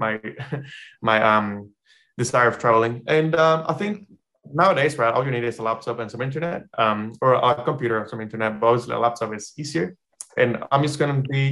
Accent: Panama; moved away as an adult; now in New Zealand; I will be working from my house, my hometown.

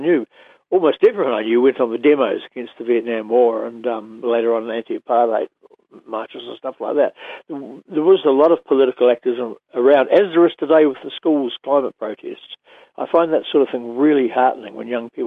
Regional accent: Oamaru, Otago, New Zealand; I grew up in Omaru and T Street

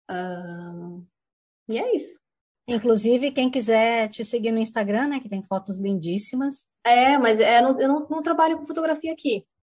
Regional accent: São Paulo, Brazil; Não, eu sou de São Paulo. São Paulo mesmo. São Paulo Butantã

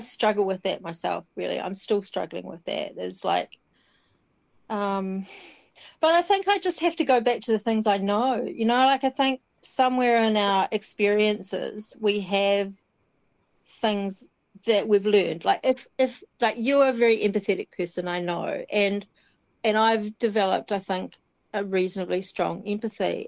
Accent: South Island, New Zealand; moved away; growing up in the South Island

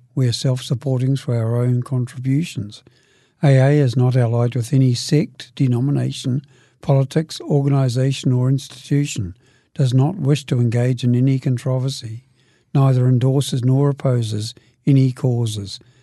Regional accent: Dunedin, Otago, New Zealand; now in Christchurch, New Zealand; I live in Christchurch, but I, I come originally from Brighton, Dunedin. And, oh, that's where I was meant to grow up. I got older down there

